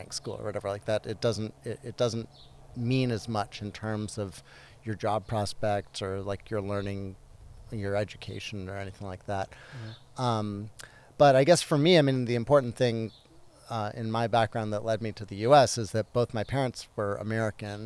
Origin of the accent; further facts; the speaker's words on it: Guelph, Ontario, Canada; moved away as an adult; also born or lived in Hamilton, Ontario / United States / Montreal, Canada; I grew up near Toronto, a town called Guelph, Ontario.